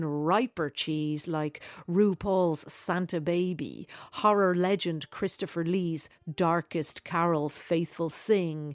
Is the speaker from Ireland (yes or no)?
yes; Dublin, Leinster, Ireland; born or raised there